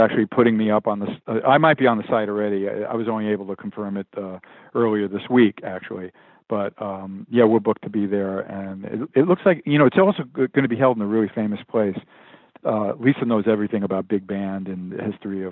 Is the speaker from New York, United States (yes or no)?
yes; New York, United States; now in Los Angeles, United States; I'm a New Yorker originally